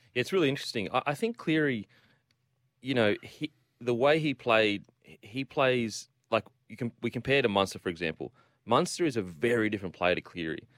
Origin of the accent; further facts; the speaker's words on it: Queensland, Australia; I'm a Queenslander